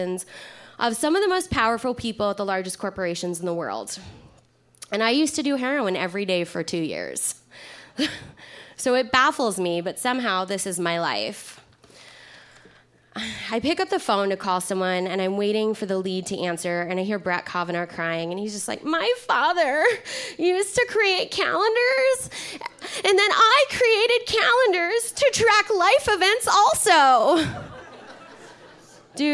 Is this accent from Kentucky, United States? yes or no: yes; Kentucky, United States; I'm from Kentucky